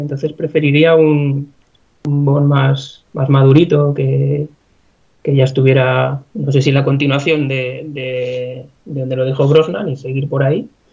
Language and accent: Spanish; Segovia, Castile and León, Spain; Aquí en Segovia, yo soy de Segovia